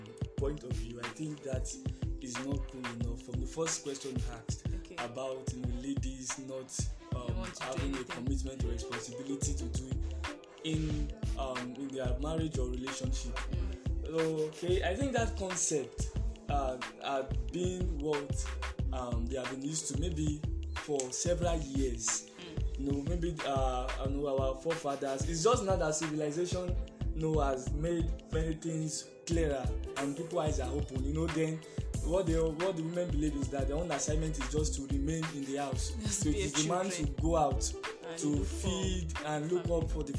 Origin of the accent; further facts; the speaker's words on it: Ogun State, Nigeria; I'm from Ogun State